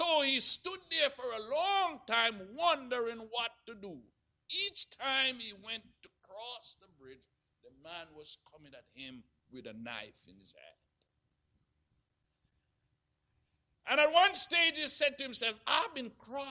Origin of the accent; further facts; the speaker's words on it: Jamaica; growing up in Jamaica